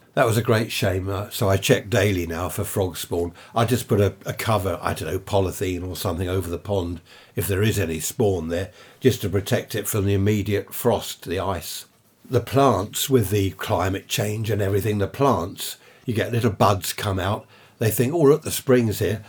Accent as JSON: {"language": "English", "town": "Carshalton", "region": "London", "country": "United Kingdom", "tie": "born or raised there", "said": "I was born in Saint Helier Hospital, Carshorton, in Surrey"}